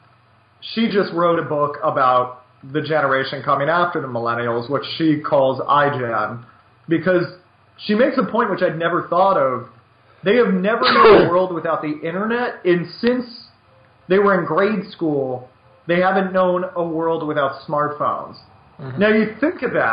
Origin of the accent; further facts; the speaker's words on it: United States; I'm an American